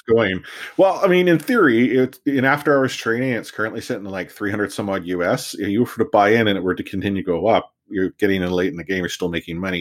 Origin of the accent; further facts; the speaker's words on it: Richmond, British Columbia, Canada; I learned it on the mean streets of, uh, Richmond growing up